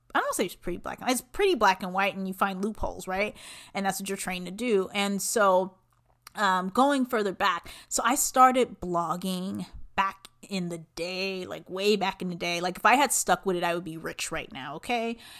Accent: Los Angeles, California, United States; moved away as an adult; also born or lived in Long Beach / Pomona; now in Phoenix, United States; I am originally from Southern California, Los Angeles specifically

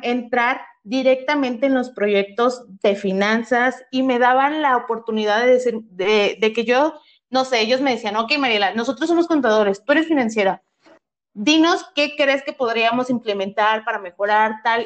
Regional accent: Ciudad Ayala, Morelos, Mexico; yo soy de Ciudad Ayala y estudiaba

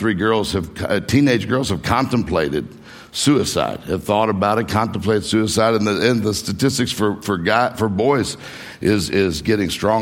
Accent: Mississippi, United States; moved away as an adult; also born or lived in Florida / Meridian, Mississippi; now in Detroit, United States; I grew up in Mississippi, graduated high school in Mississippi, and then I moved to Florida

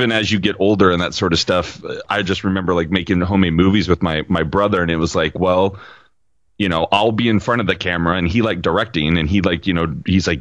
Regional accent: Salem, Oregon, United States; also born or lived in Ellensburg, Washington / Bend, Oregon; I moved to the capital of Salem, Oregon, when I was about 5. And I've kind of been here off and on ever since.

